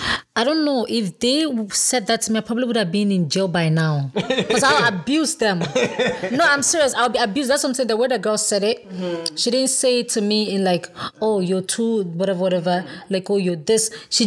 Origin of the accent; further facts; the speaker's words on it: Ghana; moved away; She asked me where I was from and I said I was from Africa. She said, which part? I said, Ghana.